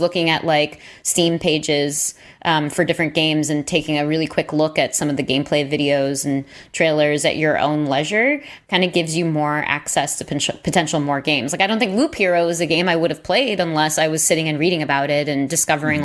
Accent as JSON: {"language": "English", "region": "New York", "country": "United States", "tie": "born or raised there", "said": "I'm born and raised in New York"}